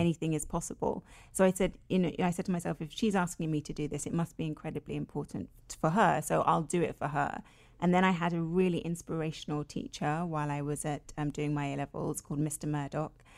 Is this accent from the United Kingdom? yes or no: yes; London, United Kingdom; I was born and raised in London, in Finsbury Park, which is a very multicultural area in London